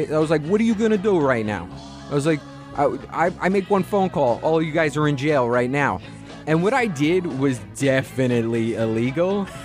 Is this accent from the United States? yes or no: yes; Staten Island, New York, United States; I, like I said, I grew up on Staten Island, New York. And so uh, I have a real blue collar dad